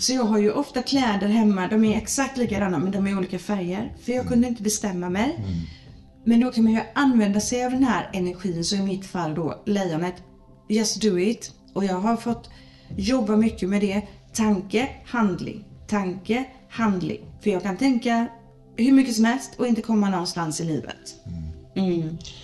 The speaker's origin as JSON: {"language": "Swedish", "town": "Gothenburg", "region": "Västra Götaland", "country": "Sweden", "tie": "born or raised there", "said": "är jag född i Göteborg"}